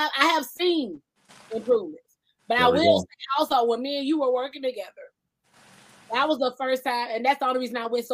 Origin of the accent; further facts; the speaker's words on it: Georgia, United States; now in California, United States; I'm originally from Georgia. So I have people back home